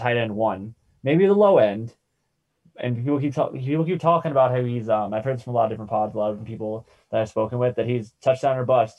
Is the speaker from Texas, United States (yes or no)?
no; Sarasota, Florida, United States; my hometown, Sarasota, Florida.